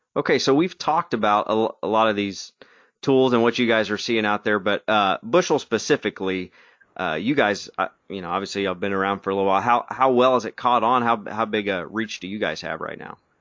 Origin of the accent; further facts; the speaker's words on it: Arkansas, United States; We're from Arkansas.